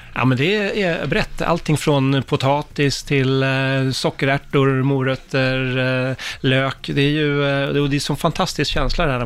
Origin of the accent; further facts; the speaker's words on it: Solna, Stockholm County, Sweden; Jag växte ju upp bara ett stenkast från Råsunda i, i Solna